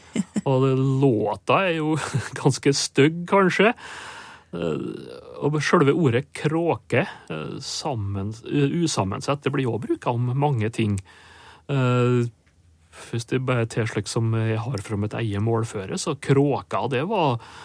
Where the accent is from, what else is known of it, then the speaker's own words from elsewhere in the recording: Sunndal, Møre og Romsdal, Norway; accent: Sunndal dialect (inner Nordmøre); first language Norwegian (Sunndal dialect); morsmålet mitt, da. Hm. Sunndal på Nordmøre